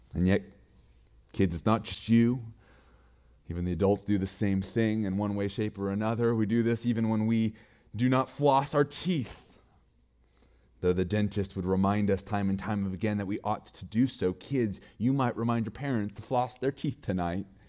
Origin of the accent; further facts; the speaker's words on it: Montana, United States; I'm from Montana, so my for, phone number starts with four oh six.